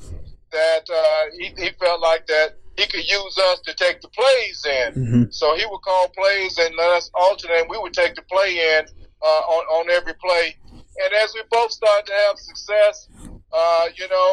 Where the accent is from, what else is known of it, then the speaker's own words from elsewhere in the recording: High Point, North Carolina, United States; moved away as an adult; coming back to my hometown in High Point